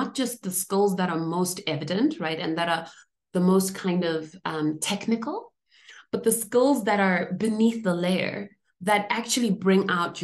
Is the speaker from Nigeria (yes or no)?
no; Zimbabwe; moved away; I grew up in Zimbabwe, where we, you know, had just achieved independence just around the time that I was born